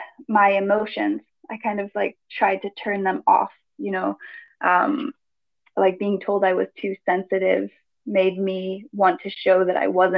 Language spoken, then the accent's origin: English; Greece; I grew up in Greece, with a Greek father and an American mother